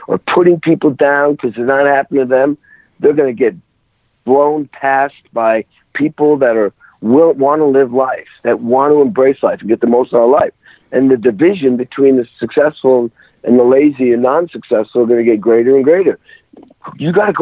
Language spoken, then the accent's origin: English; Western Massachusetts, United States; I grew up in the Western Mass